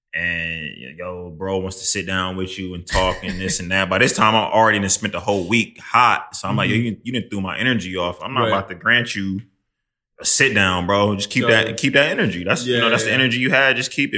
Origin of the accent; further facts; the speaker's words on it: Midwest, United States; just not how I'm from the Midwest. Like, that's right. not how we move.